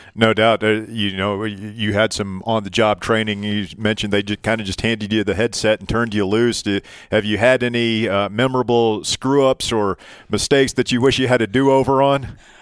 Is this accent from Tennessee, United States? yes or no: yes; East Tennessee, United States; growing up in East Tennessee, listening to John Ward do games